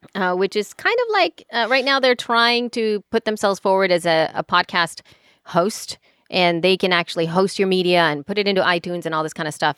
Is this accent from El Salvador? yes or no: yes; El Salvador; English is a second language; now in United States; I grew up in El, in El Salvador